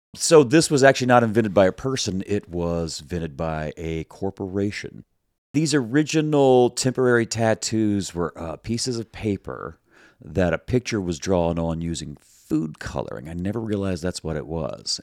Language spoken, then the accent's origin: English; the South, United States; I'm from the South. We say decal.